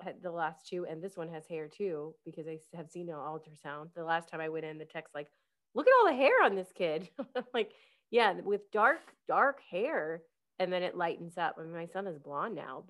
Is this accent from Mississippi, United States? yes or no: yes; Jackson, Mississippi, United States; also born or lived in Illinois; When we moved from Illinois to Mississippi to Jackson, I was 8 and going into fourth grade, not maybe just turned 9.